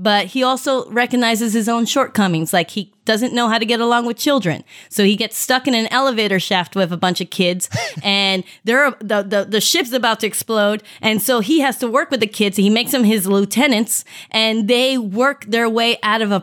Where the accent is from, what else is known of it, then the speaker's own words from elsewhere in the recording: Mexico; moved away; I grew up in Mexico